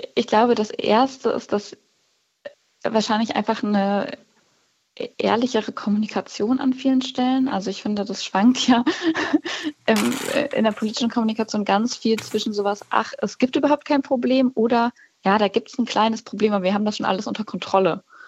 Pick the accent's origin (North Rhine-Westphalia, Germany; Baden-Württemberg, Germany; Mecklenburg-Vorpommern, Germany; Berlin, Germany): North Rhine-Westphalia, Germany; Cologne; ich komme ja aus Köln